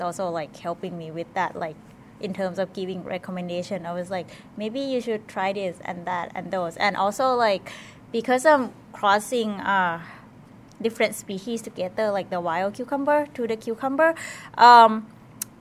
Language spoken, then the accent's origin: English; Thailand; moved away as an adult; now in Madison, United States; I am from Thailand originally, but I am currently studying PhD at the University of Wisconsin-Madison